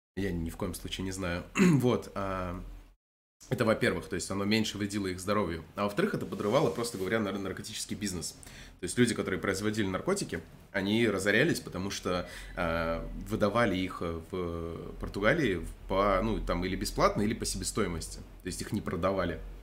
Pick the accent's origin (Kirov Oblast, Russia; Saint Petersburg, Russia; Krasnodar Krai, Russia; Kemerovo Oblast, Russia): Krasnodar Krai, Russia; Я не с Дона, конечно, но не слишком далеко оттуда. Если так уж интересно, я из Краснодарского края.